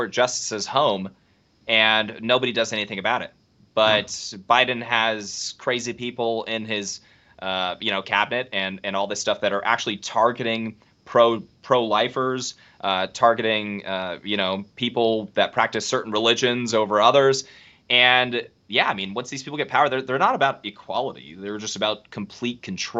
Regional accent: California, United States; I'm from California.

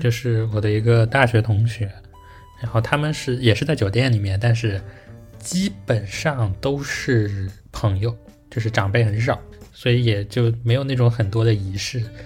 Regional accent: Wenzhou, Zhejiang, China; moved away; 我在小时候在温州的时候从来没有磕过头

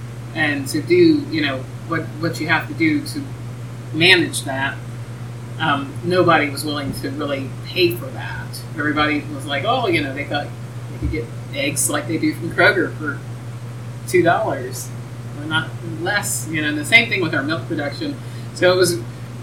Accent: Ohio, United States; moved away as an adult; also born or lived in Indianapolis / Georgia / New Jersey; now in Lexington, United States; I've lived in Ohio most of my life

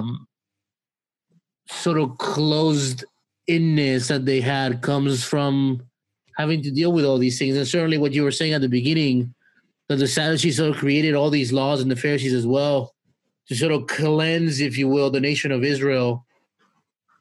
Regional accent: Mexico; now in United States; I'm from Mexico

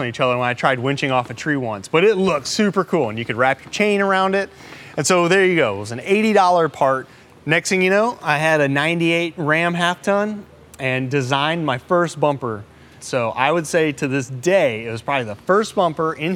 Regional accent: Texas, United States; moved away as an adult; also born or lived in Jakarta, Indonesia; I grew up in Texas

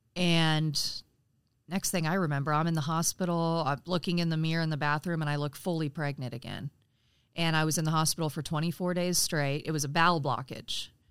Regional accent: Frankfort, Indiana, United States; I'm actually from Frankfort, Indiana

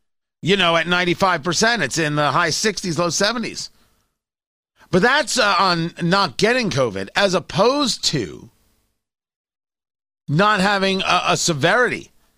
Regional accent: New Jersey, United States; also born or lived in Brooklyn, New York; Born in Brooklyn, grew up in Jersey. I do not have an accent at all. I certainly don't have a New York accent

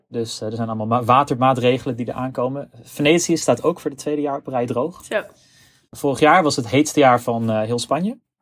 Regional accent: Zutphen, Gelderland, Netherlands; in Zutphen, waar ik vandaan kom.

